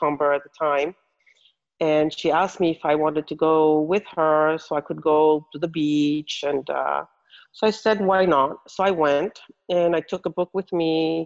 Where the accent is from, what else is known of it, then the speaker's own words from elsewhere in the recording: Mo'orea, Windward Islands, French Polynesia; English is a second language; moved away as an adult; also born or lived in Tahiti; now in Los Angeles, United States; I was born on Tahiti, but grew up on Mo'orea